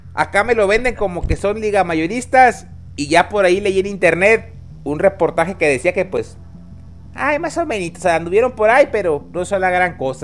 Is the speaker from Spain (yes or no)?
no; Mexico; uno como mexicano